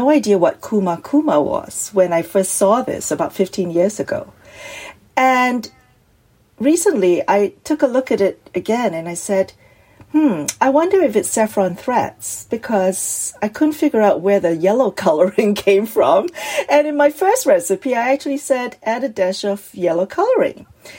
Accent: Singapore; or I no longer live in Singapore, and it captures that moment when I was growing up in Singapore.

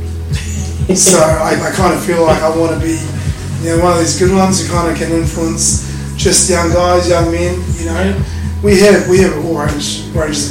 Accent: Christchurch, Canterbury, New Zealand; now in Gold Coast, Australia; I was raised in New Zealand. Also got a Canadian passport. My mum's Canadian

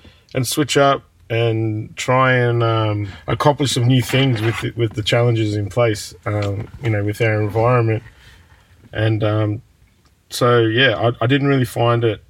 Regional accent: Shepparton, Victoria, Australia; I'm sitting outside of my childhood house right now, and I'm looking at the primary school down the street in which I loathe to go every morning

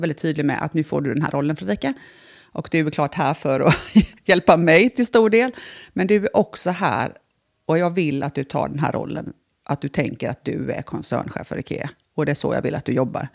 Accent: Bankeryd, Jönköping County, Sweden; moved away as an adult; also born or lived in Vietnam; now in Älmhult, Sweden; jag är då född i Jönköping. Sen eh, väldigt tidigt, alltså när jag var liten, liten, så jag känner ju mer att jag, flyttade till Bankryd, som är en villaförort till mm. Jönköping. Mm. Mm. Och det är där jag egentligen är uppvuxen.

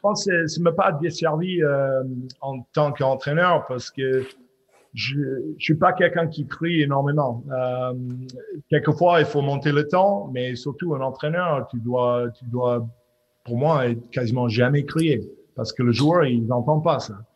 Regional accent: Squamish, British Columbia, Canada; French is a second language; moved away as an adult; also born or lived in Clermont-Ferrand / Oyonnax / Aix-en-Provence; c'est où j'ai grandi euh, à Squamish, euh, au côte ouest du Canada

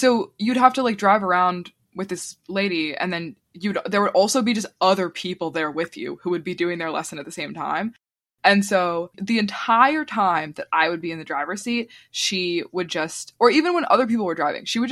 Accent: Virginia, United States; also born or lived in New York; I went to this driving school in my hometown that was owned by this couple

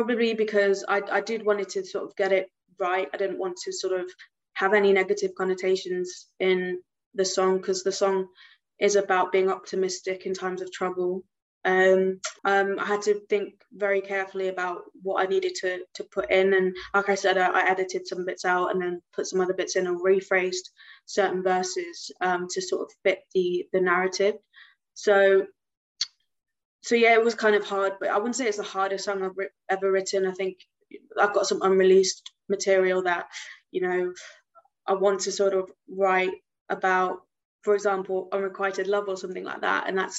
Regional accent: United Kingdom; also born or lived in Gujarat, India (ancestry); I'm British Indian, so I do have Indian heritage, and my ancestors come from this state in India called Gujarat

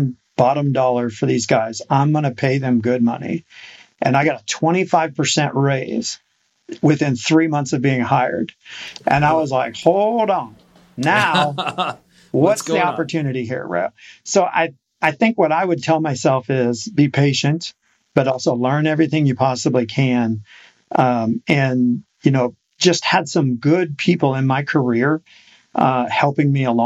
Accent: Iowa City, Iowa, United States; now in Oklahoma, United States; I grew up in Iowa City

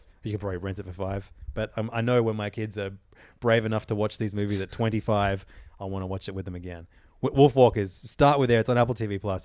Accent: Ireland; moved away; my home country

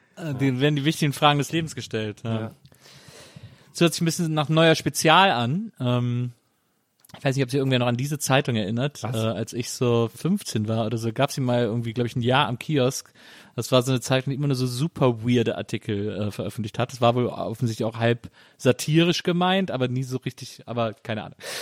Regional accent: Rhineland, Germany; ich komme aus dem Rheinland, deswegen haben wir Karneval gefeiert

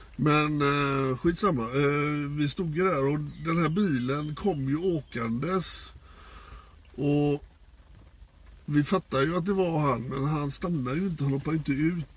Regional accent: Gothenburg, Västra Götaland, Sweden

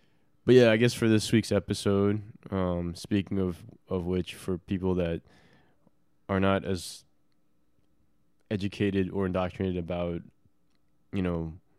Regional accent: United States; I'm Chinese American.

